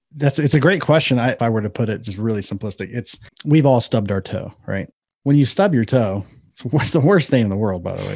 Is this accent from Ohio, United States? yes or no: yes; Ohio, United States; I'm from Ohio.